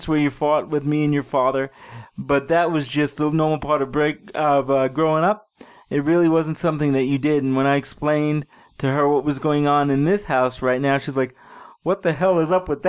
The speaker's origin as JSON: {"language": "English", "town": "New York City", "region": "New York", "country": "United States", "tie": "born or raised there", "moved": "yes", "lives_now": "Denver, United States", "said": "I grew up in Brooklyn, and it was a shithole."}